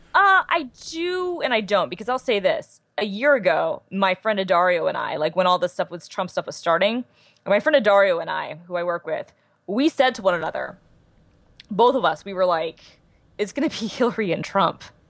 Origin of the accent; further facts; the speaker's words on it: Georgia, United States; born and raised